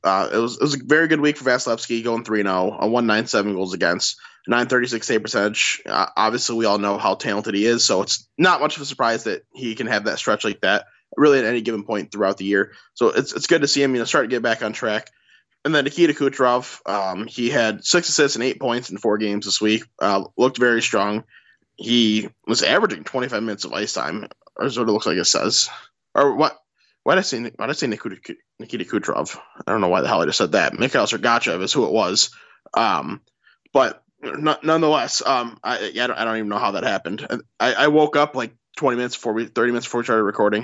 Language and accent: English; Michigan, United States; accent: Midwestern; We're, we're literally from Michigan. You, you, we're, we're not from anywhere else.